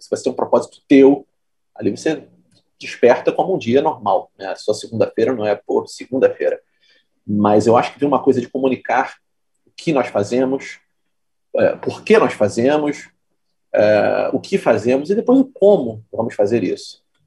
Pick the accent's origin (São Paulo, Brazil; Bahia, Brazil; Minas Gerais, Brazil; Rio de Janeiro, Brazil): Rio de Janeiro, Brazil; Petrópolis; moved away as an adult; now in Rio de Janeiro, Brazil; eu não sou carioca, eu sou de Petrópolis. É, nasci e fui criado na Serra vim para o Rio fazer faculdade